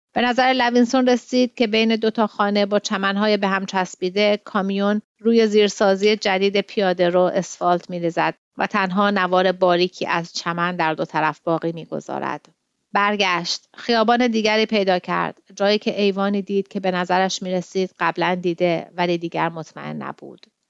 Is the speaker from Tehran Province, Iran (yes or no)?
yes; Tehran, Tehran Province, Iran; moved away as an adult; now in Sydney, Australia; من توی غرب تهران بزرگ شدم